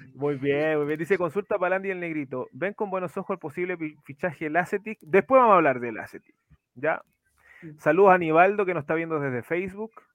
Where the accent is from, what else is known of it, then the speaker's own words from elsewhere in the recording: Chile; para los que somos de Chile